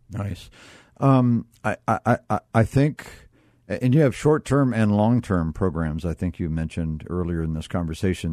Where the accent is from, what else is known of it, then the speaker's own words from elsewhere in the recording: Northeast Ohio, United States; I was brought up in North, Northeast Ohio